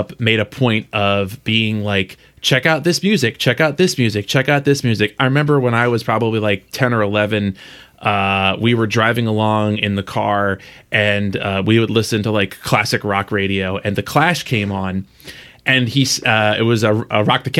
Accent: Philadelphia, Pennsylvania, United States; I grew up in Philly.

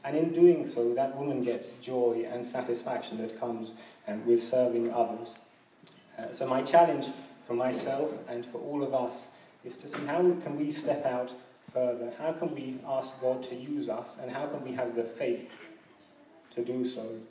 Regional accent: London, United Kingdom; growing up in London

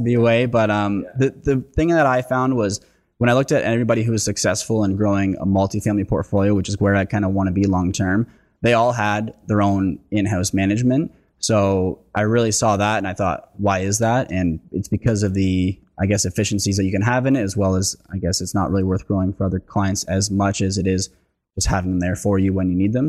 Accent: Lindsay, Ontario, Canada; moved away; I'm oh originally from Lindsay, so I know the area well

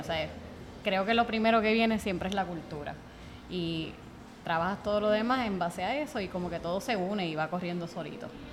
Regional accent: Bayamón, Puerto Rico; Nosotros somos de Bayamón

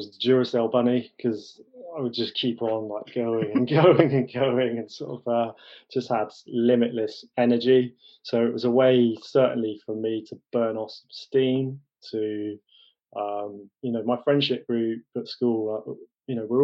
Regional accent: Bath, South West England, United Kingdom; also born or lived in London; my family, with my father's job, moved down to the West Country, down to Bath.

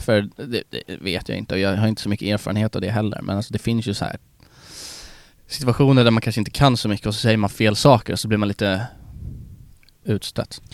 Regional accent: Sweden; oss svenskar

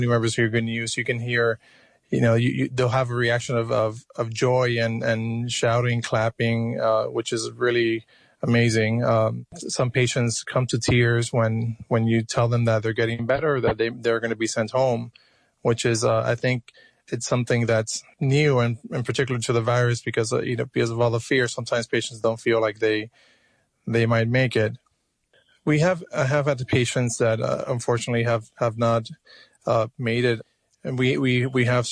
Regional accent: Miami, Florida, United States; moved away as an adult; also born or lived in Cuba; now in New York, United States; I was born in Cuba. I was raised in Miami, Florida

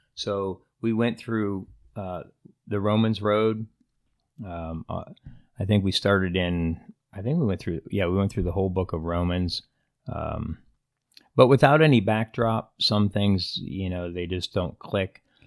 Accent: Pennsylvania, United States; moved away as an adult; also born or lived in Indiana / Iowa / Nebraska; now in California, United States; I was born in Pennsylvania, uh, a little small hick town and, uh, population fifteen hundred people.

